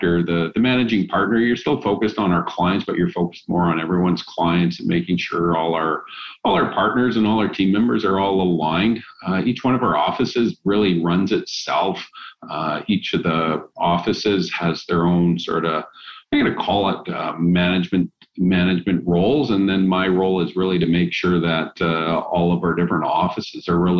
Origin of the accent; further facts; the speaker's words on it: Vancouver Island, British Columbia, Canada; also born or lived in Hamilton, Ontario; both of us were born and raised on Vancouver Island